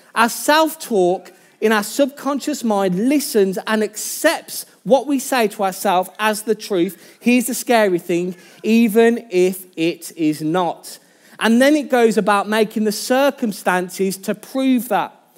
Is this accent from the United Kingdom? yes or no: yes; Birmingham, West Midlands, United Kingdom; accent: Birmingham; my Birmingham accent